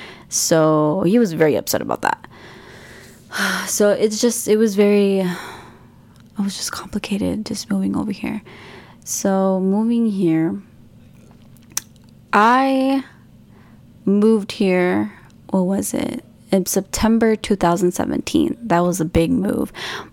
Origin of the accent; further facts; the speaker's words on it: Kentucky, United States; moved away as an adult; also born or lived in Hemet, California / Redlands, California; now in Los Angeles, United States; I'll remember a lot of my childhood when I grew up in Kentucky.